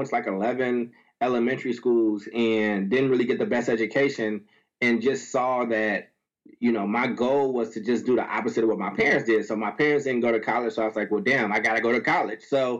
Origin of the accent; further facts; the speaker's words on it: Chicago, Illinois, United States; also born or lived in Paducah, United States; So I was born in Chicago, 83, and I moved back and forth between Chicago and a small town called Paducah, which is in Kentucky.